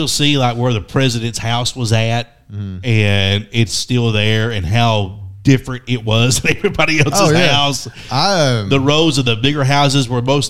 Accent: Left Beaver, Floyd County, Kentucky, United States; I'm glad I grew up on Left Beaver. I'm glad I had to drive 45 minutes to get somewhere

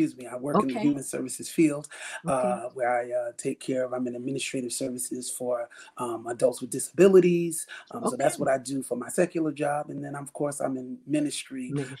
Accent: Southampton, New York, United States; born and raised in Southampton, New York, and I love the Lord. I love my family. I am a husband. I am a father of three.

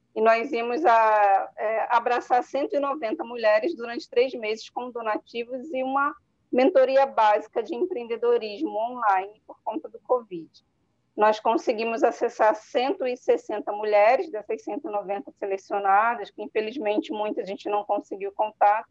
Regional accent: Rio de Janeiro, Brazil; also born or lived in Natal, Rio Grande do Norte / Niterói; eu sou de Natal, Rio Grande do Norte, então vim morar aqui na Zona Oeste aos sete anos

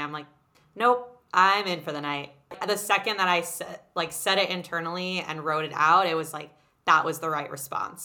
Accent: New York City, New York, United States; growing up in New York City in a very small bubble of this private school environment

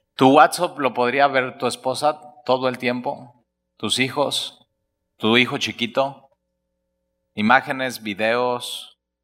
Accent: Alvarado, Veracruz, Mexico; Es que soy de Alvarado

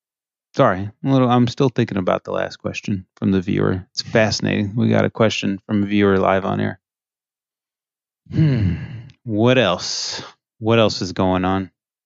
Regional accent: Canada; Oh, I'm supposed to know Nova Scotia in and out as a Canadian.

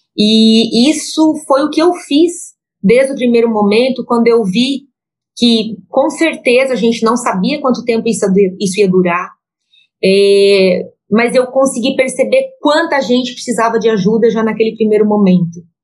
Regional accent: Joinville, Santa Catarina, Brazil; sou catarinense, nascida em Joinville

